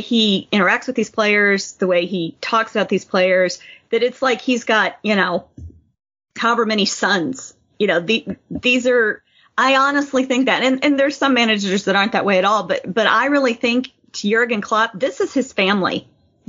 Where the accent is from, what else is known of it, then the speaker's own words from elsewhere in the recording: United States; myself as an American